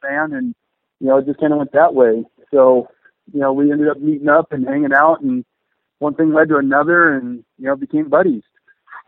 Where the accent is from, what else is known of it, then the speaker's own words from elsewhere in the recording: Southern California, United States; being a motocrosser growing up in SoCal